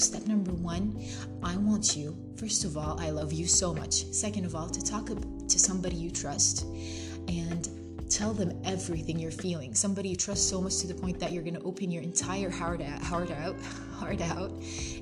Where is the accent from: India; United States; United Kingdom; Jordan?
Jordan; moved away as an adult; now in Algeria; I study abroad in Algeria, and I'm from Jordan